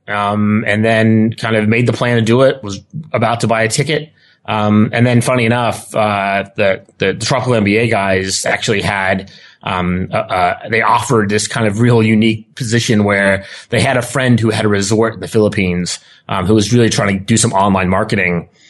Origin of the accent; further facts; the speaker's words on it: United States; accent: thick American; also born or lived in Spain / Australia; this thick American accent I have, but I'm actually Australian.